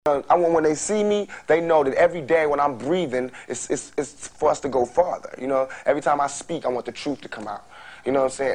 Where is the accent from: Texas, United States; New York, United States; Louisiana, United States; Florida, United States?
New York, United States; New York City; also born or lived in Brooklyn; I'm from Queens, I I, I, I grew up partially in Brooklyn